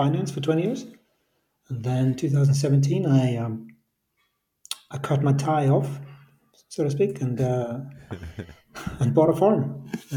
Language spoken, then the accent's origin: English; Iceland; moved away as an adult; also born or lived in California; now in Switzerland; I'm born and raised in Iceland